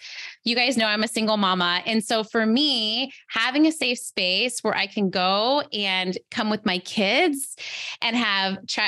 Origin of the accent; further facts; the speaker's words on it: Chula Vista, California, United States; I grew up in West Chula Vista. I live in East Chula Vista now